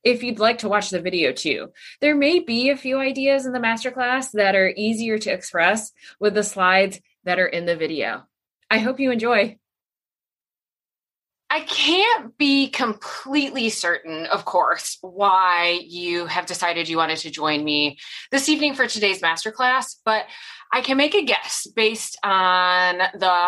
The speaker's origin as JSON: {"language": "English", "region": "Michigan", "country": "United States", "tie": "born or raised there", "also_born_or_lived": "Austin, Texas", "moved": "as an adult", "said": "now I'm back in Michigan, outside Grand Rapids in West Michigan"}